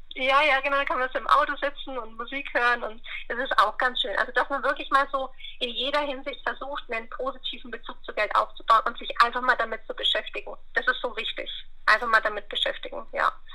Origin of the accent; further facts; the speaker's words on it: Bayreuth, Bavaria, Germany; Ich komme aus Oberfranken, Bayreuth, äh, kennt man wahrscheinlich nicht, Nähe, Nürnberg, Bamberg, so das Eck.